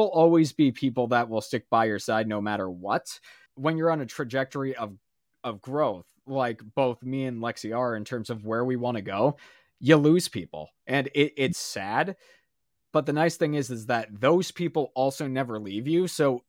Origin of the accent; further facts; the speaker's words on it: Maine, United States; I love everybody that I grew up in Maine